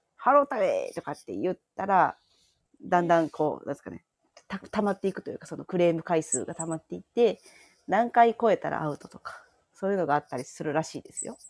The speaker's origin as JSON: {"language": "Japanese", "region": "Hyogo", "country": "Japan", "tie": "born or raised there", "said": "私、兵庫県なんですけど、おお。住まいはちょっと都会なんですが、働き口が、あの、地元のとこ"}